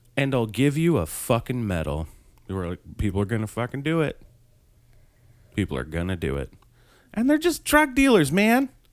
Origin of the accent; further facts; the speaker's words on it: Colorado, United States; my home state